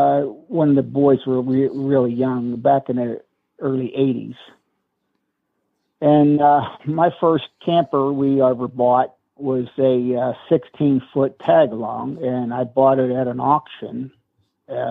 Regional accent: Weirton, West Virginia, United States; Weirton, West Virginia.

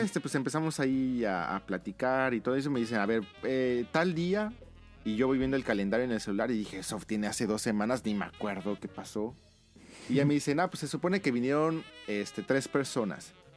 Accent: Mexico; moved away as an adult; now in Japan; de México

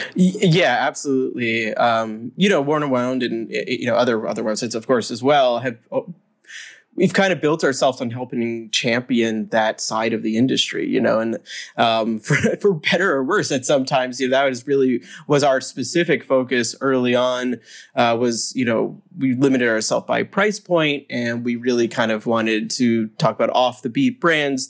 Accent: United States; as an American

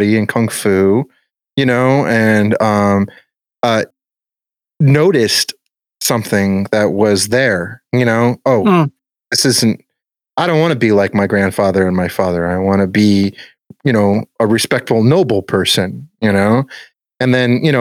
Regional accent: Bonita Springs, Florida, United States; We grew up in Bonita Springs

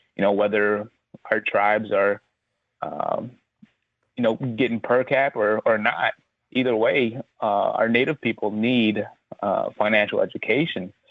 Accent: Black River Falls, Wisconsin, United States; I grew up in Black River Falls, Wisconsin

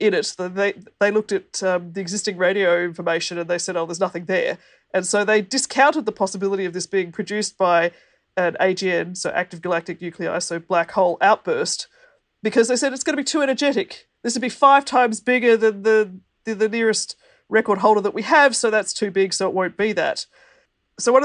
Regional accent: Australia; I'm an Australian who happens to be in Australia at the moment.

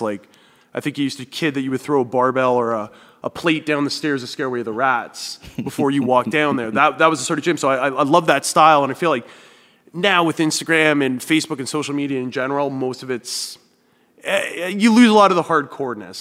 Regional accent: Thunder Bay, Ontario, Canada; also born or lived in Kitchener / London, Ontario; now in Hamilton, Canada; I lived in Northern Ontario. That's where I grew up in Thunder Bay.

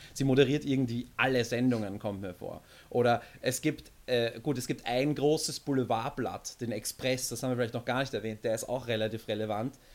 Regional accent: Austria; bei uns in Österreich

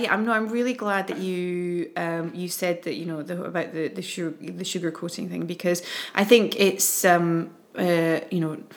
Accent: United Kingdom; moved away; as a Brit

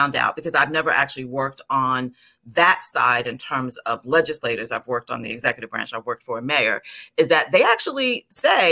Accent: New York, United States; moved away as an adult; also born or lived in New Jersey; I'm from New York

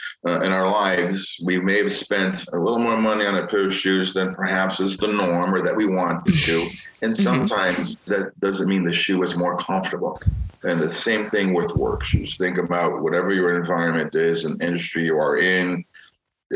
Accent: Chicago, Illinois, United States; I'm from Chicago

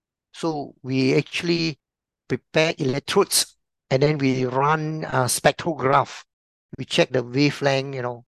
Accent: Penang, Malaysia; moved away as an adult; now in Singapore; I was originally from Malaysia, Penang

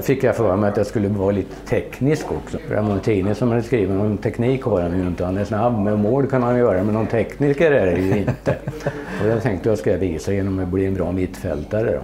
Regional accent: Sweden; also born or lived in Netherlands; jag är svensk

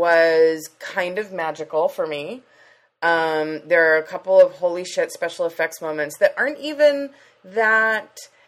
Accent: Leucadia, California, United States

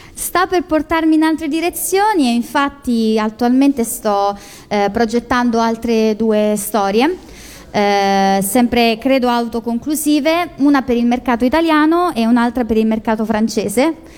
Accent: Marche, Italy; io sono marchigiana

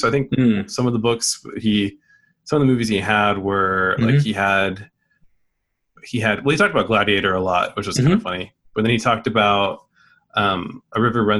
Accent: California, United States; I'm from California.

